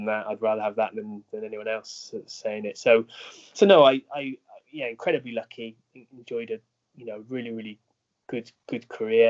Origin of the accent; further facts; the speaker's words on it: Bristol, South West England, United Kingdom; also born or lived in Northampton; I'm from Bristol, so we wanted to get back to the southwest